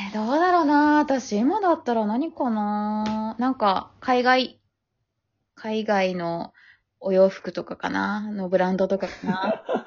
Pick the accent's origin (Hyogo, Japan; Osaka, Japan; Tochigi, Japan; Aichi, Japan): Osaka, Japan; 私大阪出身だから